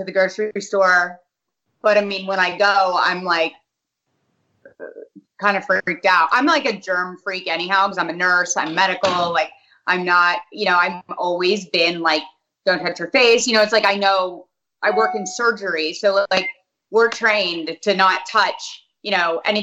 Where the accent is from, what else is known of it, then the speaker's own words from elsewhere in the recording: Hartford, Connecticut, United States; also born or lived in South Windsor, Connecticut; now in Dallas, United States; Yes, I was born in Hartford.